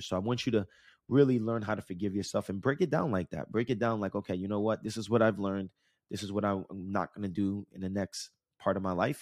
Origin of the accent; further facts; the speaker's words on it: New Jersey, United States; I grew up in Jersey and Jersey Shore, not in Jersey Shore, but the, the beach that we went to was in Jersey Shore